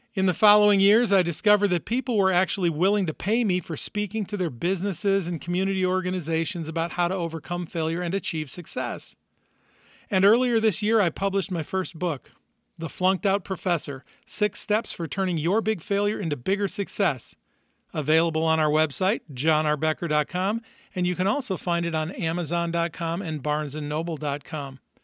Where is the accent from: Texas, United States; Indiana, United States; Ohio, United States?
Indiana, United States; Northwest; also born or lived in Minnesota; I've actually lived most, most of my life in Northwest Indiana, right outside Chicago